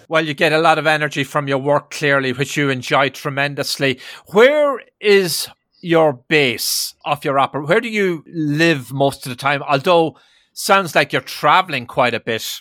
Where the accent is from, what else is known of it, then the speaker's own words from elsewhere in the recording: Ireland; now in New York, United States; in my native Ireland